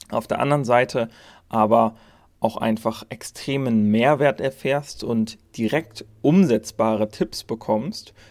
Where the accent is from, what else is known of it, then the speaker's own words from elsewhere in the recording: Germany; aber natürlich auch in Deutschland, meinem Heimatland